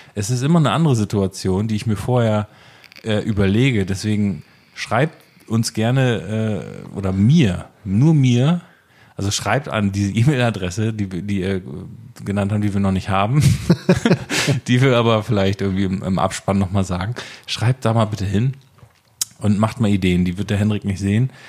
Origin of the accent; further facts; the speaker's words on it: Oldenburg, Lower Saxony, Germany; ich komme aus Oldenburg